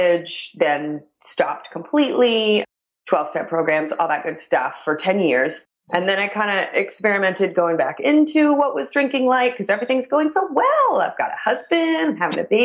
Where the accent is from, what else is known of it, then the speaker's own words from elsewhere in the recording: Northeast, United States; moved away as an adult; also born or lived in Idaho / Austin, Texas / Mexico; I grew up in the Northeast, so talk kind of fast.